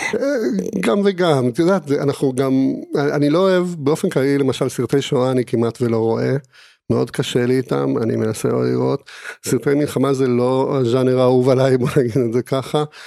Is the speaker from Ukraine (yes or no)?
no; Argentina; Hebrew is a second language; now in Israel; גדלתי במדינה דיקטטורית, וכשהייתי אה, בן שבע, היא עברה להיות שוב דמוקרטיה.